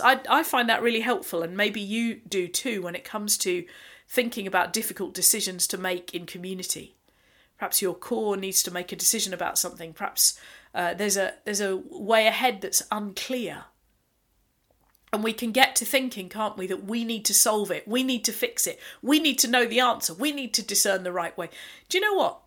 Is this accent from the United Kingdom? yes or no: yes; United Kingdom; being typically British as we are